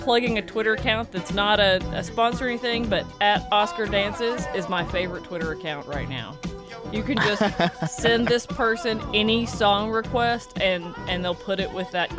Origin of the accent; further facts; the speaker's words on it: Tennessee, United States; But is that because we are from Tennessee